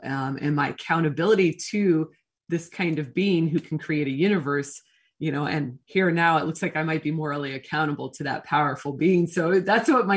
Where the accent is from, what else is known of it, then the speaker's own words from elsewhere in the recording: Portland, United States; moved away; also born or lived in the South (US); I'm actually from Portland, even though I did spend a significant amount of time in the South